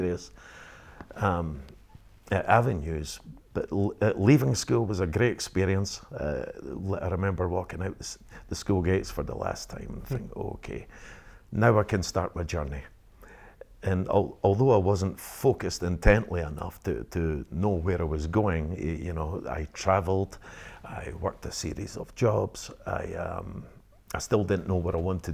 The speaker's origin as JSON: {"language": "English", "town": "Penicuik", "region": "Scotland", "country": "United Kingdom", "tie": "born or raised there", "also_born_or_lived": "Edinburgh", "said": "I was brought up into a normal working class family in Pennycook"}